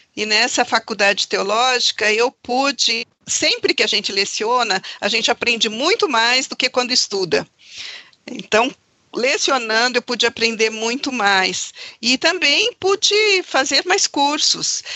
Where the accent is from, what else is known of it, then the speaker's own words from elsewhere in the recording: São Paulo, Brazil; also born or lived in Pernambuco; now in Campinas, Brazil; sou pernambucana, uh, vim para São Paulo com apenas nove meses de idade. Então, pouco conheço do meu estado